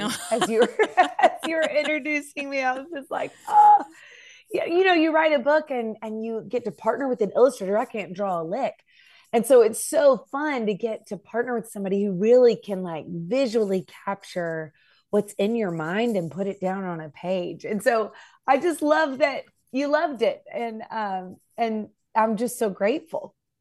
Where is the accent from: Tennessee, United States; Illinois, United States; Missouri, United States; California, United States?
Tennessee, United States; Nashville; I'm from Nashville, so it's a very musical place.